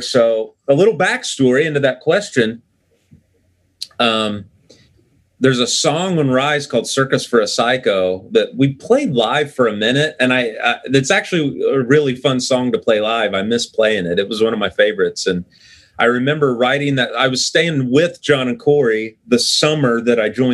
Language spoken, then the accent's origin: English; Southern Ohio, United States; I'm from Ohio, but listen, Southern Ohio is not the North.